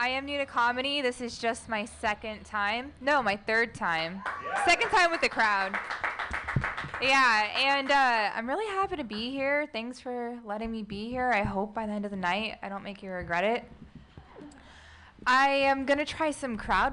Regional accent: United States; I'm an Arab American, not by choice

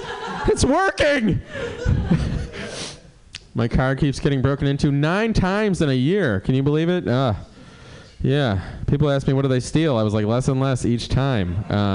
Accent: Cleveland, Ohio, United States; moved away; I moved here in 98 from Cleveland. I don't like the weather. You know, I was from Cleveland.

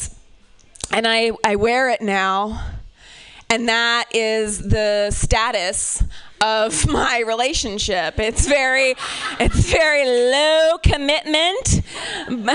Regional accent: Ohio, United States; I'm from Ohio

